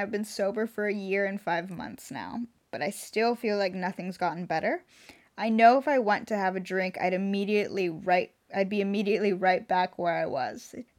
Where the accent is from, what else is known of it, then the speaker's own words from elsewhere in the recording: Southern California, United States; I'm from Southern California.